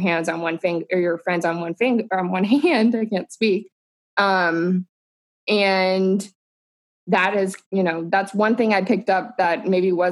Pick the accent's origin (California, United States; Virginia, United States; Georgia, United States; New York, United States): California, United States; Southern; I grew up in Southern California.